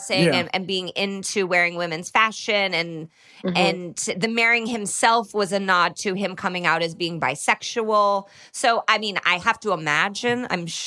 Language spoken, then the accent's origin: English; Indiana, United States; growing up in Indiana